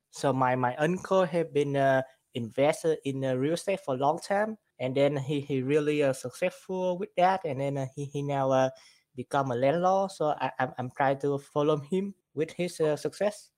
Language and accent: English; Vietnam; now in Houston, United States; I'm from, uh, Vietnam, and then, uh, I, I've been here, uh, in the U S, uh, for, for two thousand ten